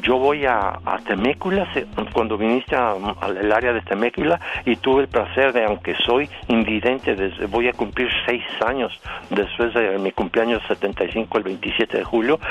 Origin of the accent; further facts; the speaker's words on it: Guadalajara, Jalisco, Mexico; also born or lived in Hacienda de San Isidro; Yo nací en Guadalajara, Jalisco, pero los últimos tres años de mi vida nos fuimos a vivir a, un rancho que se llama San Isidro